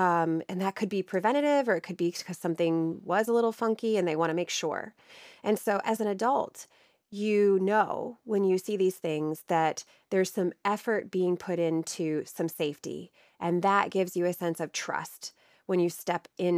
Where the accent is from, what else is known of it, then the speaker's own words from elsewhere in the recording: Ohio, United States; People will probably hear in my voice that I don't have the same type of accent as you. I am from Ohio. I am from Northern Ohio, where Cedar Point is.